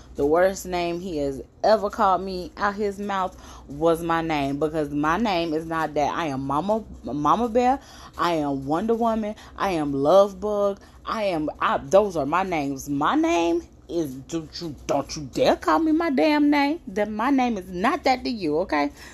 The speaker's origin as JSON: {"language": "English", "town": "Brunswick", "region": "Georgia", "country": "United States", "said": "we're all from Brunswick, Georgia"}